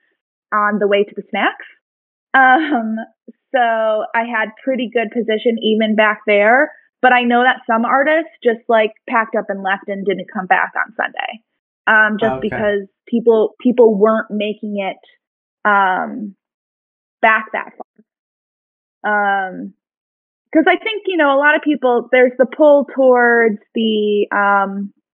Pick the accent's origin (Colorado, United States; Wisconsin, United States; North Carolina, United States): Wisconsin, United States; Milwaukee; now in Washington, D.C., United States; I'm from Wisconsin, the Milwaukee area, like growing up and such